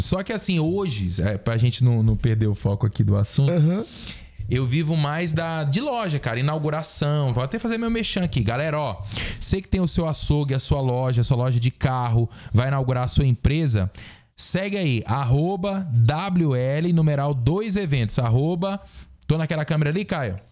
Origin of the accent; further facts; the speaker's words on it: Xinguara, Pará, Brazil; moved away; also born or lived in Mineiros, Goiás (born) / Goiânia; depois eu fui pro Pará, para essa cidade de Xinguara, que é onde eu fui criado. Minha vida inteira, meus, meus melhores amigos, minha infância, passei tudo lá